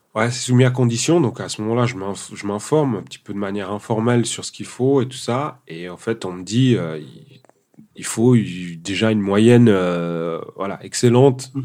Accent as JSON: {"language": "French", "town": "Sion", "region": "Valais", "country": "Switzerland", "tie": "born or raised there", "also_born_or_lived": "Portugal / Guinea-Bissau", "said": "j'ai grandi en Valais, donc à Sion principalement"}